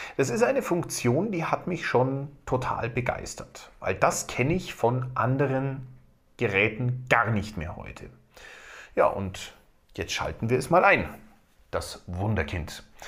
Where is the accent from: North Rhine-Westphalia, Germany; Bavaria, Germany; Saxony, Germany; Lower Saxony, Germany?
Bavaria, Germany; bei uns in Bayern